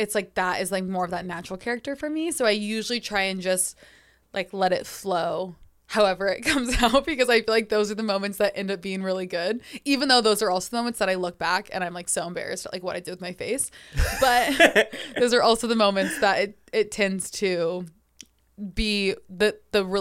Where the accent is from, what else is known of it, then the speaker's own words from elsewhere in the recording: Sacramento, California, United States; moved away as an adult; also born or lived in Los Angeles; So I grew up in Sacramento. And then when I was 18, I moved to Los Angeles.